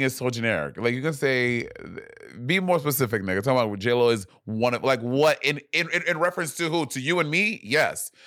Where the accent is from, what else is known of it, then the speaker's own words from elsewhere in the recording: New York, United States; I'm from New York